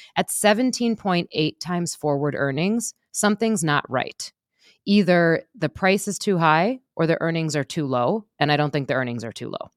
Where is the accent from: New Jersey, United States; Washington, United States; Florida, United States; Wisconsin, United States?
Wisconsin, United States; I'm from Wisconsin